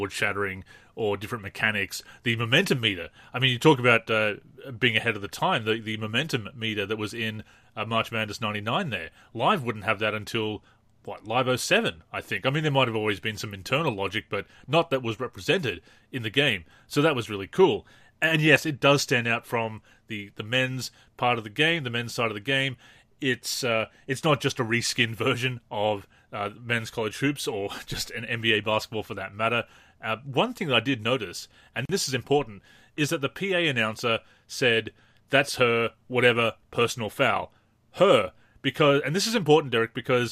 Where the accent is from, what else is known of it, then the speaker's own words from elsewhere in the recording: Australia; growing up in Australia